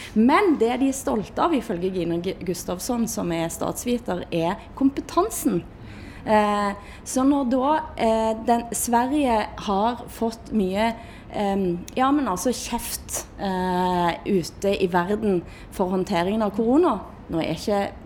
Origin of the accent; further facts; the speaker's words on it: Erfjord, Rogaland, Norway; Jeg kjenner meg mer som norsk, og jeg kjenner meg mer som vestlending. Til og med som Erfjordbu.